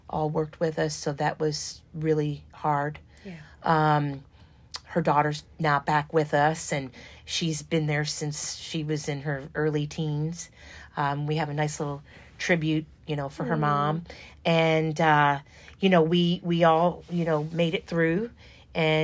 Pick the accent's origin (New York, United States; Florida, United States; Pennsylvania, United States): New York, United States; now in Louisville, United States; I'm from New York